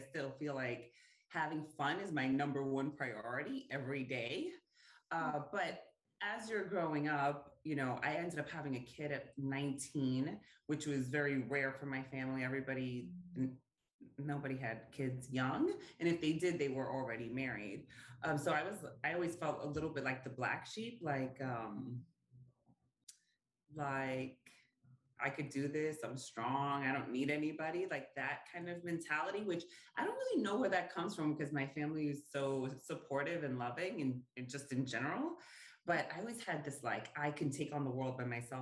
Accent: New York, United States; I am Puerto Rican. I grew up in New York with a big Puerto Rican family

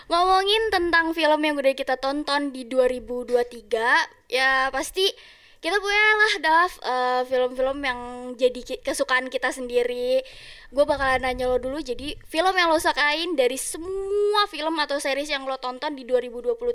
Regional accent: Java, Indonesia; seru banget karena gue orang Jawa jadi jokesnya masuk

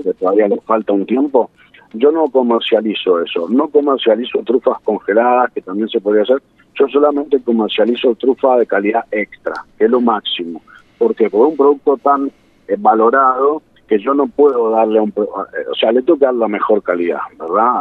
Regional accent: San Isidro, Buenos Aires Province, Argentina; Yo soy de Buenos Aires, este, nací en, San Isidro

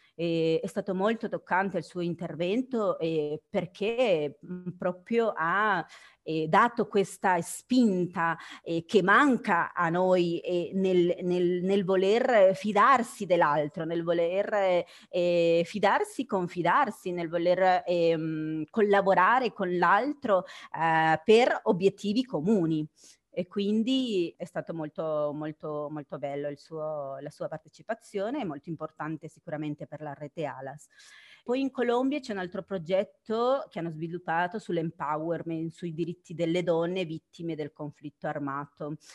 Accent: Guatemala; now in Italy; io sono del Guatemala

